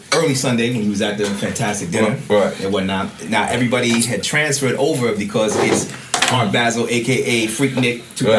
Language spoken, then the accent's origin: English; Trinidad & Tobago; also born or lived in Venezuela; I'm Trinidadian and Venezuelan.